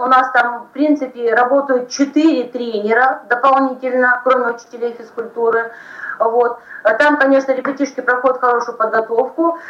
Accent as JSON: {"language": "Russian", "region": "Siberia", "country": "Russia", "said": "мы сибиряки"}